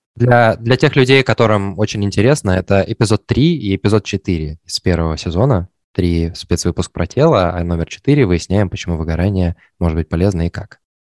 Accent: Perm, Perm Krai, Russia; moved away; я из Перми

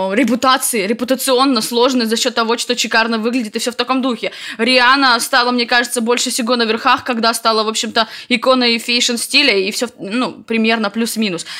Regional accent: White Sea coast, Russia; now in Saint Petersburg, Russia; Я с берегов Белого моря

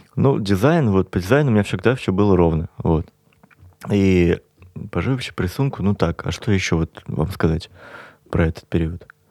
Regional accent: Kazan, Tatarstan, Russia; moved away as an adult; now in Moscow, Russia; я уехал просто из Казани

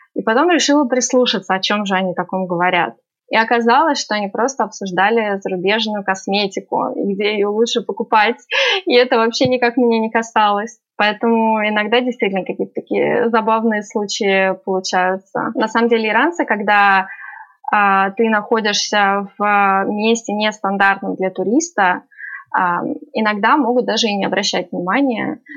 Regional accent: Russia; now in Tehran, Iran; я из России

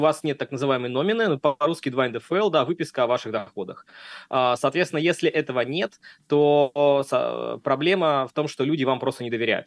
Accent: Saint Petersburg, Russia; moved away as an adult; now in Valencia, Spain; я из города Санкт-Петербурга, Россия

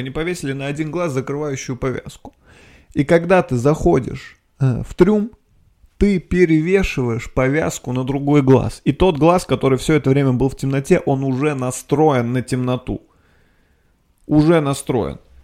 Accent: Nizhny Novgorod, Nizhny Novgorod Oblast, Russia; moved away as an adult; Я был в Нижнем Новгороде. Я там родился. Я там жил двадцать лет

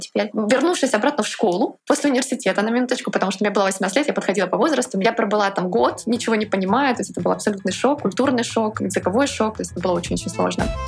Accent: Kharkiv, Kharkiv Oblast, Ukraine; moved away as an adult; also born or lived in Volgograd, Russia / London, United Kingdom; now in Brussels, Belgium; Я родилась в Волгограде, прожила до 18 лет в Харькове, в Украине

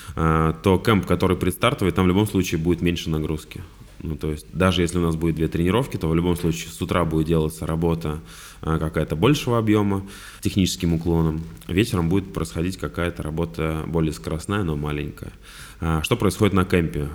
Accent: Vladimir, Vladimir Oblast, Russia; я вообще из Владимира сам

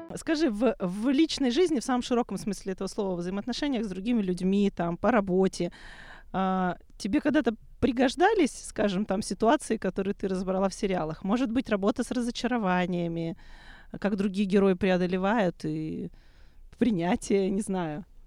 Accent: Odesa, Odesa Oblast, Ukraine; в моем родном городе

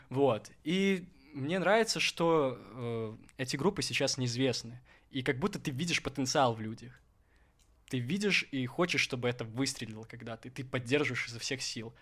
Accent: Gomel, Gomel Region, Belarus; now in Minsk, Belarus; я родом из Гомеля

